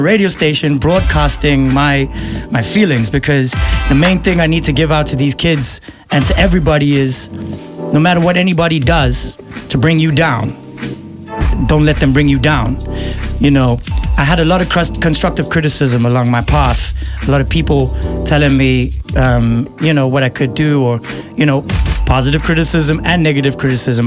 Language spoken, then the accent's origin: English; Eswatini; I'm from Eswatini, mm-hmm. aka Swaziland